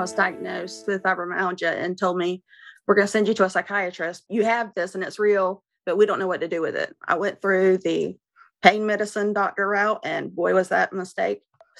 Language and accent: English; North Carolina, United States; I'm 49. I'm from North Carolina.